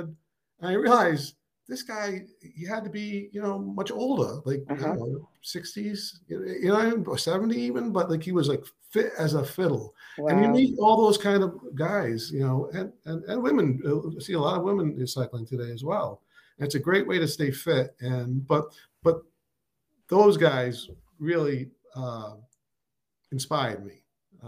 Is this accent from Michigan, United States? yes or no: no; North Providence, Rhode Island, United States; I drew on all sorts of characters I had met, growing up in North Providence. It was a heavy Italian American population, and a lot of like first generation Italians